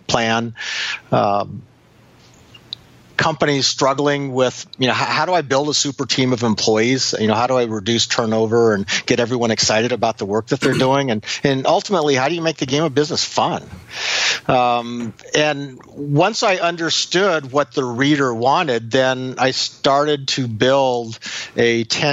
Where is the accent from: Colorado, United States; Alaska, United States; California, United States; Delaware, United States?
Alaska, United States; Anchorage; I grew up in Anchorage, Alaska